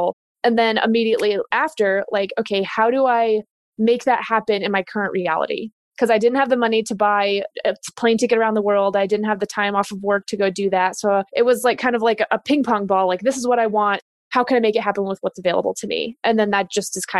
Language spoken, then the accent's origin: English; Denver, Colorado, United States; also born or lived in California; I was born and raised in Denver